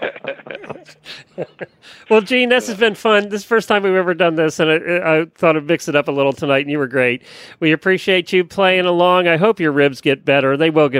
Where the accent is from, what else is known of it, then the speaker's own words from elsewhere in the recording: Lancaster County, Pennsylvania, United States; now in Ocala, United States; I grew up in Lancaster County, Pennsylvania